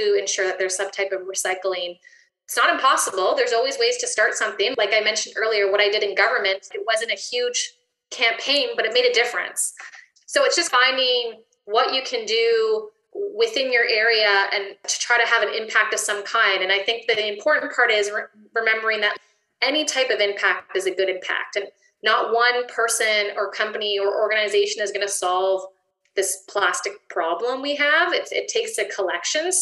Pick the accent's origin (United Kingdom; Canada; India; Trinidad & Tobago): Canada; Ontario; now in British Columbia, Canada; I'm from Ontario